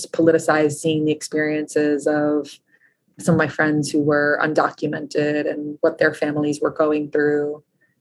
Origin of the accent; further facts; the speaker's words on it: New York, United States; I was born in New York